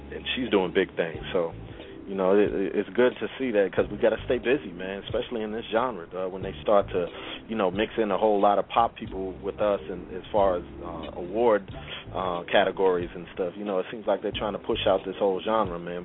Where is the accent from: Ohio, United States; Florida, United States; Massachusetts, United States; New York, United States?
Massachusetts, United States; Brockton; I was born in Brockton, Massachusetts